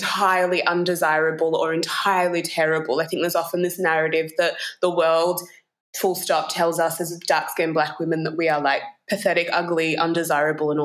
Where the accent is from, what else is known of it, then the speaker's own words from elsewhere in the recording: Ku-ring-gai, New South Wales, Australia; also born or lived in Bor, South Sudan; where I grew up is called Kurungai or Gurungai